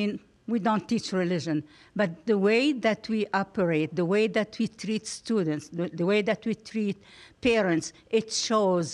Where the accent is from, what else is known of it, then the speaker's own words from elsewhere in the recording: Lebanon; also born or lived in Senegal; now in United States; I was born and raised in Lebanon